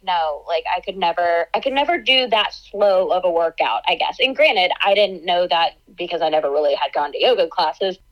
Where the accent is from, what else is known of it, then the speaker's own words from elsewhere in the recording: about an hour east of Atlanta, Georgia, United States; I am born and raised in Georgia, so I grew up about an hour east of Atlanta